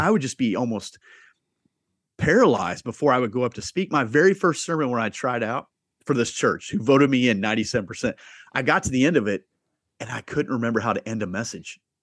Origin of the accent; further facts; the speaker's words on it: Southeast Iowa, United States; I grew up in Southeast Iowa, uh, m, blue collar family.